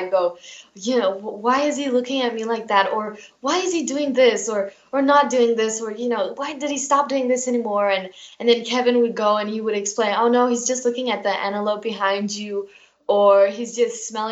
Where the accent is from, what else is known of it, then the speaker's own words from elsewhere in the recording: South Africa; I am South African. I live in South Africa